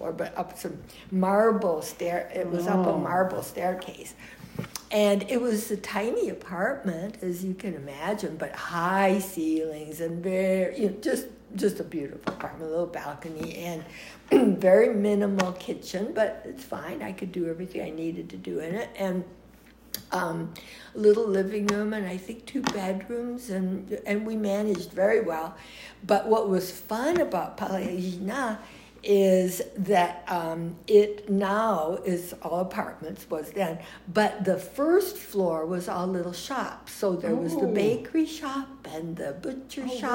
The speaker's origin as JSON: {"language": "English", "country": "United States", "also_born_or_lived": "Nice, France", "accent": "American", "said": "I was just an American girl"}